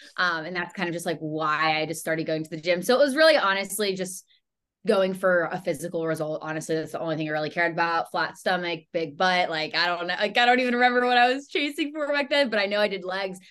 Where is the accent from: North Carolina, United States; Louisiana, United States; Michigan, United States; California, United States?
North Carolina, United States; Charlotte; I'm born and raised in Charlotte, North Carolina.